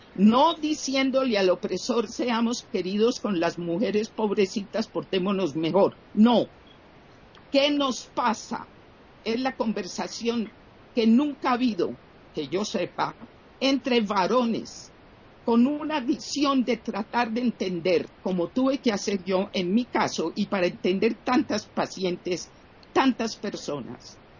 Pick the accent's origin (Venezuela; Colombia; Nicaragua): Colombia; yo era una persona con el privilegio de ser de una situación socioeconómica privilegiada en mi país, Colombia